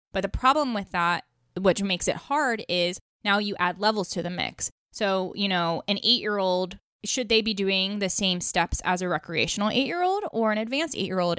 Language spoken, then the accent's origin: English; New York, United States; I'm from New York, so I judge a lot on the East Coast, and I grew up on the East Coast